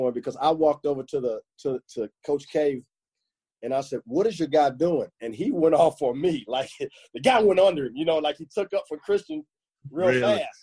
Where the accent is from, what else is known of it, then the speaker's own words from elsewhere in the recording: Gary, Indiana, United States; I'm from Gary, Indiana.